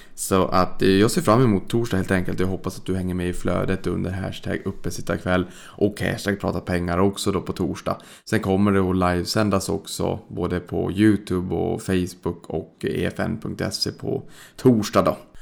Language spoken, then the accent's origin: Swedish; Sweden; vi svenskar